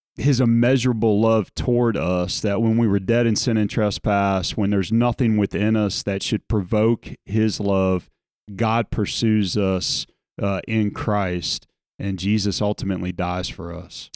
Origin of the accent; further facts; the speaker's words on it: South Louisiana, United States; moved away; growing up in South Louisiana